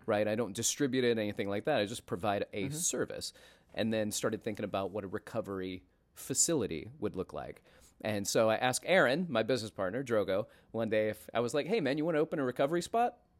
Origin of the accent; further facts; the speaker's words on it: Florence, Alabama, United States; moved away as an adult; also born or lived in Atlanta, Georgia; now in New York City, United States; I grew up in Alabama